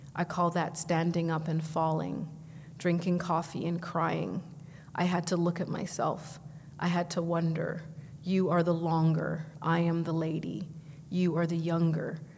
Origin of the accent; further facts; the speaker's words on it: Vancouver, British Columbia, Canada; moved away as an adult; now in Toronto, Canada; I grew up in Vancouver, but I came here to uh, do African studies at U of T.